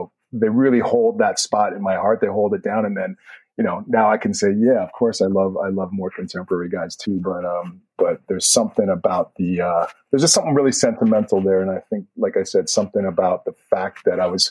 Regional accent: Edmonton, Alberta, Canada; moved away as an adult; now in New York, United States; growing up in Canada. The fact that I was in Edmonton, Canada, it was really long winters

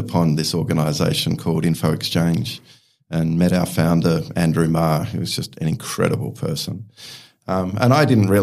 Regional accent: Melbourne, Victoria, Australia; also born or lived in Scotland; I was born in Scotland, but moved to Australia when I was 2 years old, and I grew up in Eltham, which for those of you who know Melbourne

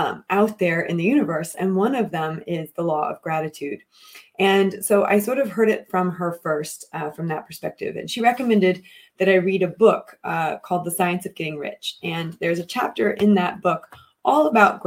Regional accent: United States; moved away as an adult; as a child growing up, as a white child growing up in America

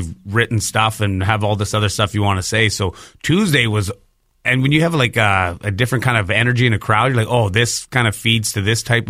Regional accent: Saskatchewan, Canada; I'm from Saskatchewan

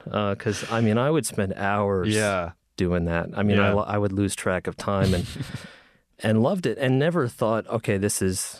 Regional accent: near Hershey, Pennsylvania, United States; moved away; I grew up in the middle of nowhere in Pennsylvania.

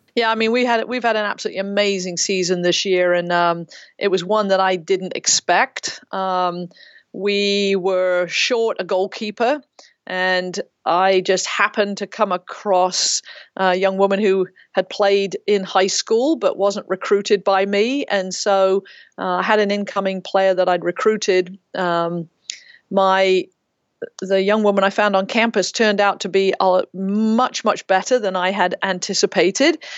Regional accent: Ferndown, Dorset, South West England, United Kingdom; also born or lived in Reading; now in United States; I grew up in Ferndale in Dorset

